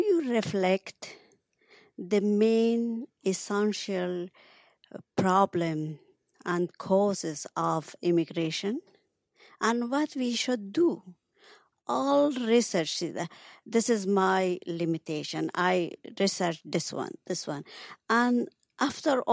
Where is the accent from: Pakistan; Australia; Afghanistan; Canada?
Afghanistan; English is a second language; moved away; I was born in Afghanistan, and I'm writer and social anthropologist